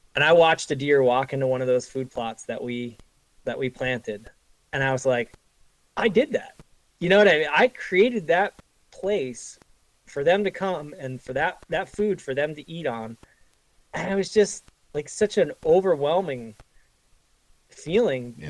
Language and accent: English; northwest New Jersey, United States; now in New York, United States; I grew up in New Jersey, in the northwest corner of New Jersey